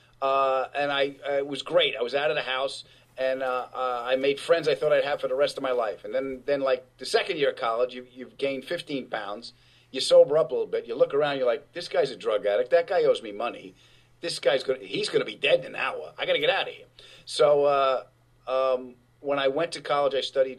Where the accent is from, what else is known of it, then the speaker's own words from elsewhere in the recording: Long Island, New York, United States; I was from Long Island